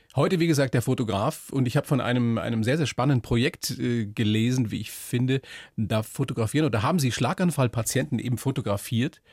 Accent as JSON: {"language": "German", "town": "Weiden", "region": "Bavaria", "country": "Germany", "said": "ich bin ja auch Oberpfälzer aus Weiden"}